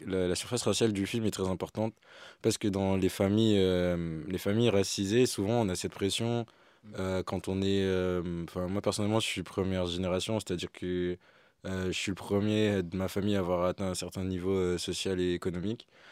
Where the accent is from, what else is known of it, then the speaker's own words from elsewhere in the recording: Martinique; moved away as an adult; quand je suis parti de la Martinique, c'était exactement ça. Mm. Euh, je suis parti loin pour euh, aussi étudier